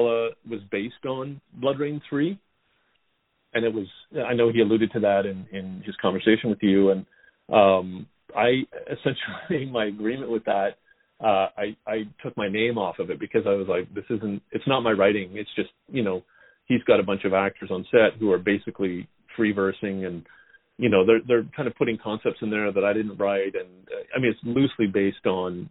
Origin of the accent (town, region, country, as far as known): Canada